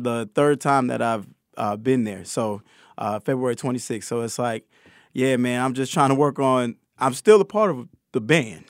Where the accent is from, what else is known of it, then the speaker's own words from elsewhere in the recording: Connecticut, United States; I grew up in Connecticut